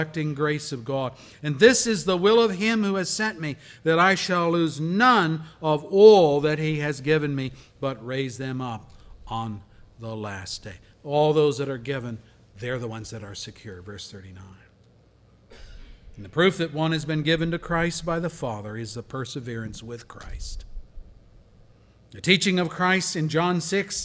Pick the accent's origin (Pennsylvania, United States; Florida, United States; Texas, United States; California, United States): Pennsylvania, United States; I worked as a volunteer for an evangelist in my hometown in Pennsylvania who came to our town when I was a young man